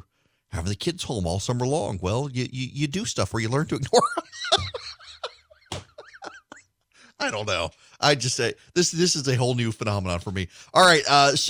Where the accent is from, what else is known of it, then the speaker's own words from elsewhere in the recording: Dubai, United Arab Emirates; My parents never sent me to camp. Now, granted, I grew up in Dubai, but we would come home during the summer.